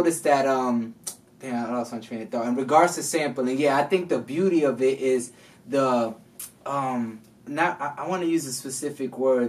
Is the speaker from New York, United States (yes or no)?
yes; New York City, New York, United States; Yeah, that's where I'm from. I'm from the Bronx.